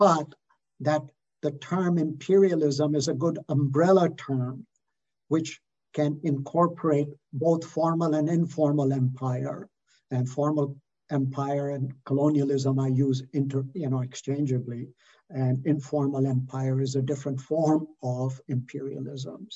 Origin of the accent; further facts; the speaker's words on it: Canada; I'm a Canadian